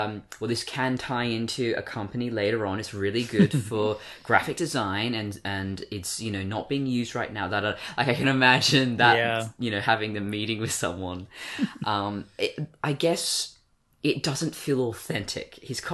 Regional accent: Australia; accent: English; also born or lived in Britain; I was born in Britain. I've got British relatives, but I've been in Australia my whole life, so why do I still sound English?

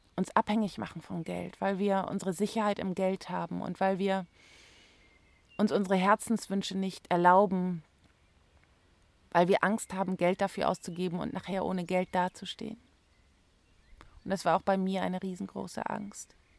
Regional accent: Germany; bei uns in Deutschland

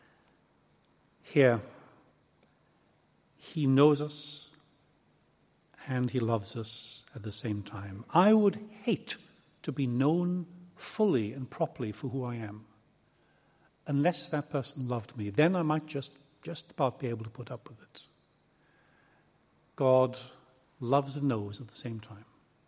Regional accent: Aberystwyth, Wales, United Kingdom; come from a little town called Aberystwyth in West Wales.

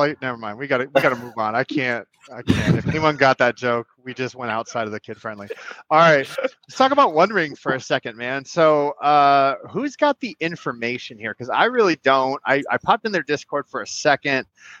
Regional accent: Miami, Florida, United States; Like, I'm from Miami. It's all good.

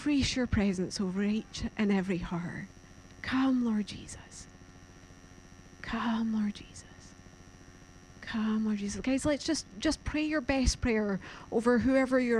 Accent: Scotland, United Kingdom; now in Carlisle, United Kingdom; I really do love Scotland. Like that's my homeland, that's where I'm from.

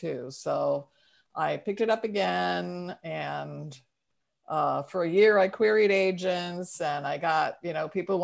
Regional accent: St. Louis, Missouri, United States; now in Oakland, United States; I live in Oakland, California, though I'm originally from St. Louis, but we've lived here since 1978

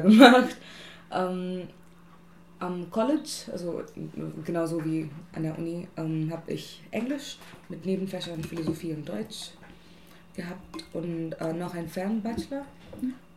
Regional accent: India; German is a second language; moved away as an adult; now in Germany; ich bin in Indien geboren und aufgewachsen und bin seit letztem Jahr hier

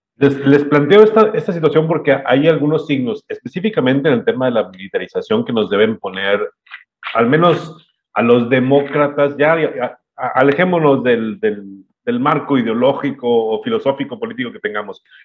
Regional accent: Mexico; los mexicanos en general

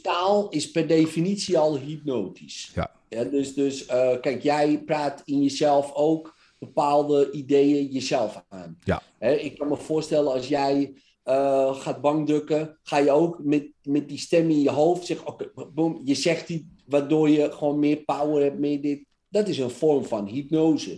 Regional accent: Netherlands; Wij zijn Nederlanders

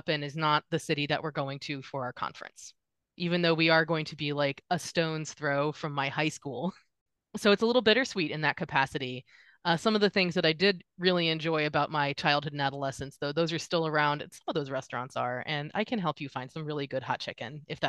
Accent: Nashville, Tennessee, United States; So I'm from Nashville, so I will be staying with my parents for the conference, and I'm so excited about it. You will notice my distinct lack of Tennessee accent.

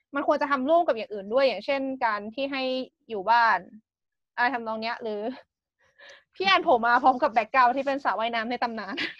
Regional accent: Thailand; now in Japan; สำหรับเราคนไทย

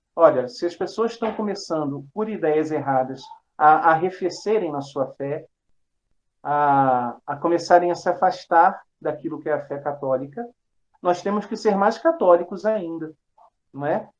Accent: Rio de Janeiro, Brazil; Eu sou natural do Rio de Janeiro

